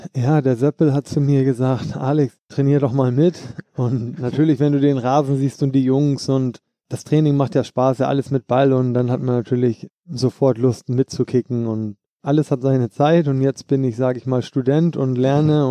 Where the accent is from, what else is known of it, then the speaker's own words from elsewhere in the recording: Hamburg, Germany; moved away; also born or lived in Frankfurt; In Hamburg bin ich groß geworden